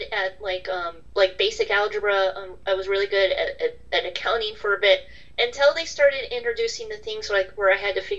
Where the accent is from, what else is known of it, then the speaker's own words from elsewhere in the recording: United States; being American